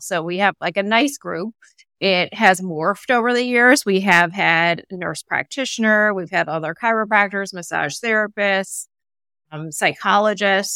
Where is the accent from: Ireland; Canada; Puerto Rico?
Canada; moved away as an adult; also born or lived in Seattle; now in Connecticut, United States; my husband and I are both Canadian